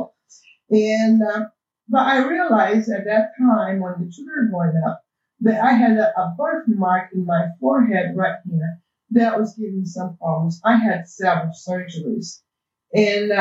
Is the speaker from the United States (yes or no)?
no; Brazil; English is a second language; moved away; I was born in Brazil, and that's why you guys have to put up with my accent